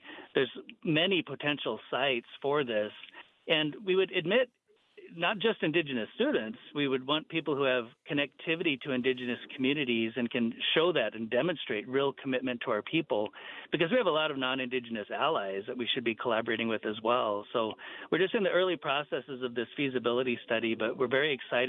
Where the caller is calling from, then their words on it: South Dakota, United States; I'm enrolled at Pine Ridge as well, and I'm calling in from South Dakota at the moment.